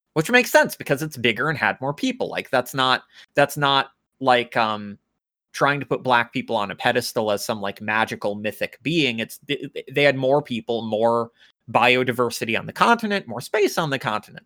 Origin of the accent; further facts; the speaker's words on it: United States; I'm American